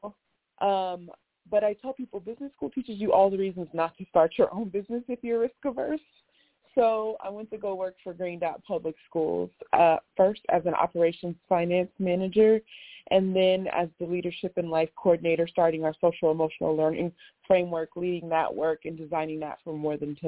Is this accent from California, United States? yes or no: yes; Los Angeles, California, United States; also born or lived in New York City; I grew up, born and raised in Los Angeles, California.